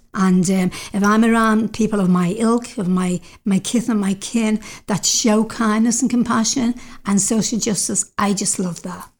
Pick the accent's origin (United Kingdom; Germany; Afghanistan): United Kingdom; now in Canada; being a Brit